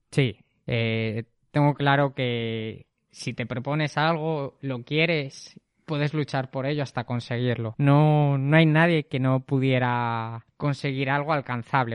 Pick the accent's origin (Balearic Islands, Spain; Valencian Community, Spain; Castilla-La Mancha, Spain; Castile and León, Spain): Castile and León, Spain; Zamora; moved away as an adult; also born or lived in Madrid / Asturias; Yo nací en Zamora y viví ahí hasta los 24 años